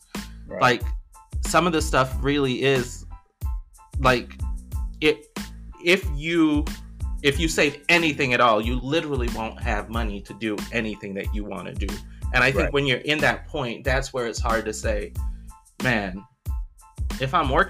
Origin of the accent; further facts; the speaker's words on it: Belize; moved away; so I'm, you know, I'm originally from Belize. When my family moved here, we lived in this little basement apartment, right?